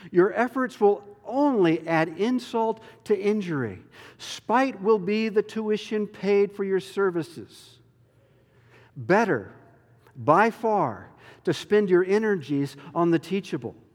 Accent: the South, United States; And you know, I'm from the South, and we try to be nice and cordial and get along with everybody, right?

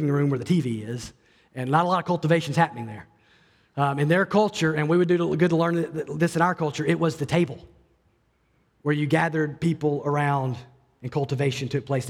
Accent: Alabama, United States; I grew up in Alabama

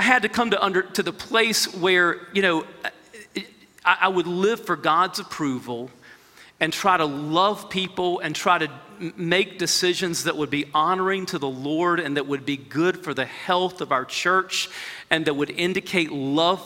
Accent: United States; as American believers

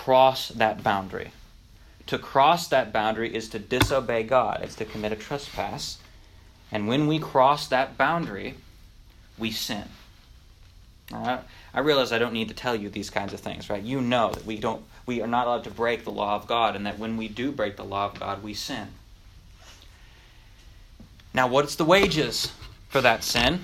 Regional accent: North Dakota, United States; moved away; when I grew up in North Dakota, right, I grew up on a farm in the middle of nowhere

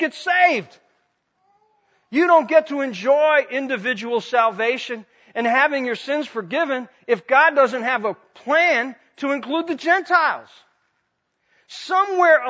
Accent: United States; for a lot of us as American Christians

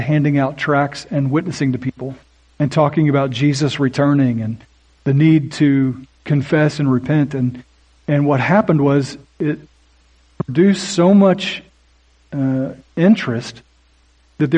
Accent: Oklahoma, United States; I grew up in Oklahoma

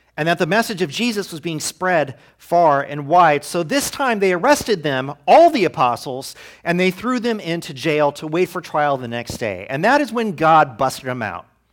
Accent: United States; as American Christians

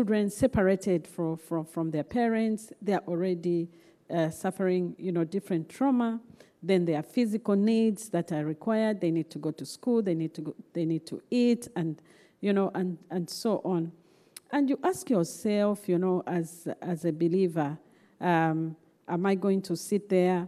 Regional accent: Zambia; I was born and raised in Zambia.

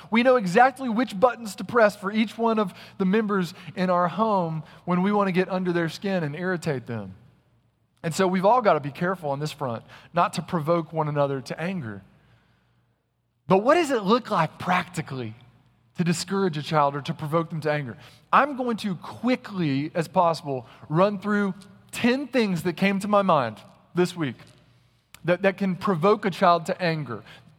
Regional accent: North Carolina, United States; Now listen up, this is Texas, and y'all know I'm from North Carolina, if you read my bio, and so you know we have more snowplowers than you.

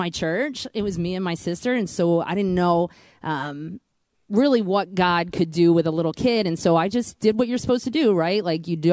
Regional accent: Pennsylvania, United States; I come from Pennsylvania. I grew up in a really small town.

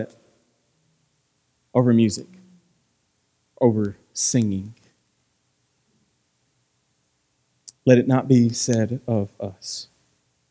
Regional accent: Franklin, United States; I'm from Franklin

